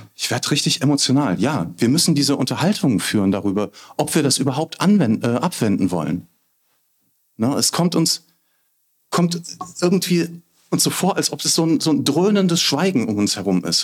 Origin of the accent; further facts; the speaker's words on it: Bad Kreuznach, Rhineland-Palatinate, Germany; hier, wo ich geboren bin, aufgewachsen bin, lebe, alt werden will.